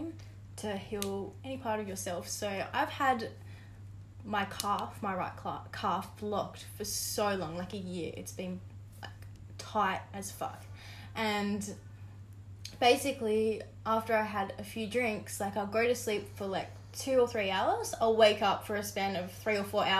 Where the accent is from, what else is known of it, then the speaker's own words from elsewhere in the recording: Tasmania, Australia; I grew up in Tassie